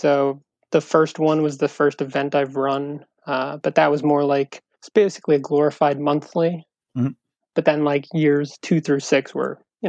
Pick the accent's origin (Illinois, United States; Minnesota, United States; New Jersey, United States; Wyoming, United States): New Jersey, United States; Vernon; now in Long Island, United States; I grew up in Vernon, New Jersey, which is like about 15 minutes from Warwick.